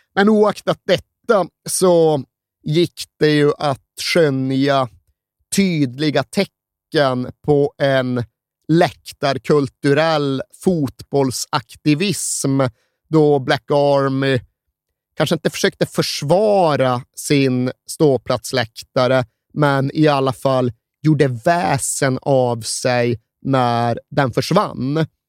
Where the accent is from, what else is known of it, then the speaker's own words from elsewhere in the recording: Sweden; moved away; jag växte upp där jag växte upp. Jag hade 130 mil till